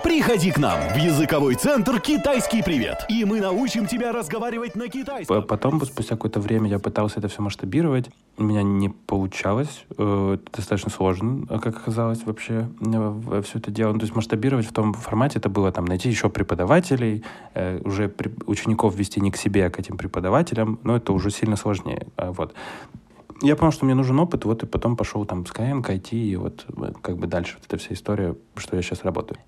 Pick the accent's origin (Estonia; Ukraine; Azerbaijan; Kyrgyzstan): Ukraine; Kyiv; also born or lived in China / Moscow, Russia; now in Ashdod, Israel; сам я из родом с Киева